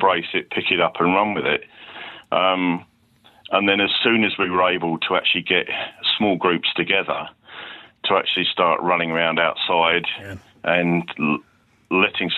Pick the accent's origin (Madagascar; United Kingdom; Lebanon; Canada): United Kingdom; Letchworth Garden City, East of England; they were my hometown club